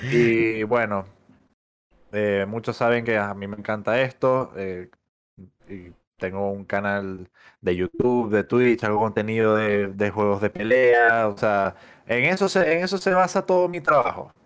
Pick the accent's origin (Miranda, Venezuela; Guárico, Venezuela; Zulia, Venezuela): Zulia, Venezuela; Maracaibo; moved away as an adult; now in Chile; soy de Maracaibo. Eh, tengo viviendo acá en Chile ya casi, no sé, como siete años